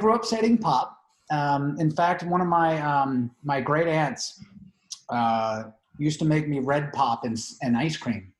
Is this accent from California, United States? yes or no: no; Cincinnati, Ohio, United States; moved away as an adult; also born or lived in San Antonio, Texas; now in Colorado, United States; I grew up in Cincinnati and graduated high school in 94. So do the math, right? I'm old.